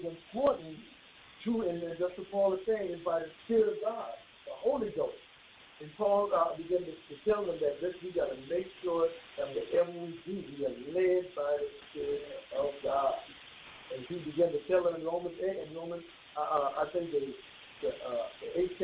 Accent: Bahamas; moved away; when I grew up in the Bahamas, there was certain dress codes you had on Sunday

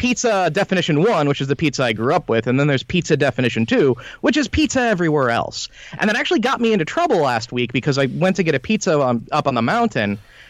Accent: Chicago, Illinois, United States; now in Tacoma, United States; And then I'm originally from Chicago. After moving around the country a bit, I landed in here in Tacoma, Washington, where I will never move from again.

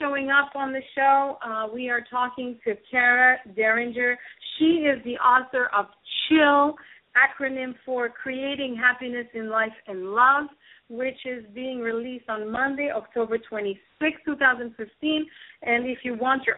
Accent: Canada; I'm a Canadian and also a member of the Evolutionary Business Council

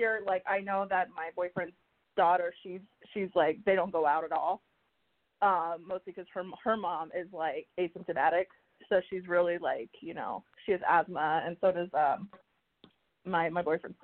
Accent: Miami, Florida, United States; first language Spanish; English is a second language; I'm from Miami as well

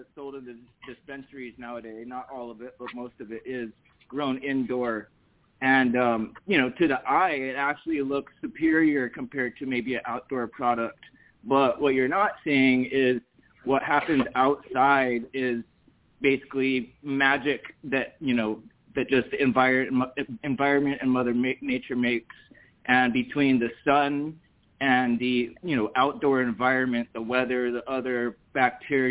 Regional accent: Hawaii, United States; now in Massachusetts, United States; I was actually born and raised in Hawaii

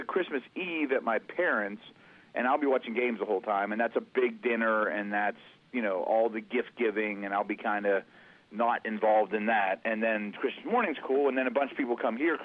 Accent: Pittsburgh, Pennsylvania, United States; I grew up in Pittsburgh

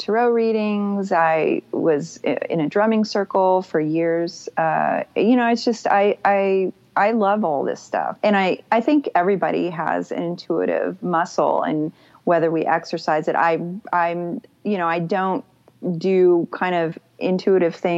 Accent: Texas, United States; I'm from Texas

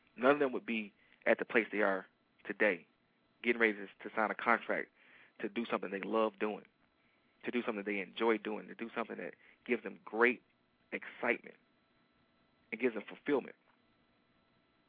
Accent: Detroit, Michigan, United States; I am from Detroit. And Detroiters are very loyal to their sports teams

